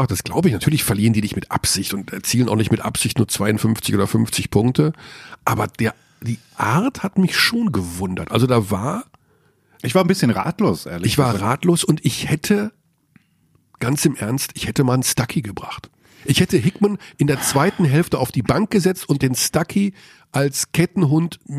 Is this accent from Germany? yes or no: no; Tyrol, Austria; Ja, das wollen unsere, unsere Hörer. Ich bin ja Tiroler.